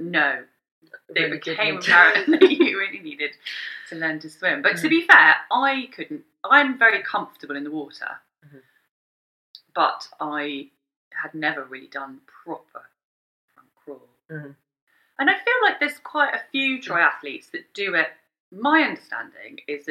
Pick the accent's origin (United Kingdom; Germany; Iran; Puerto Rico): United Kingdom; Bedfordshire, East of England; I grew up in Bedfordshire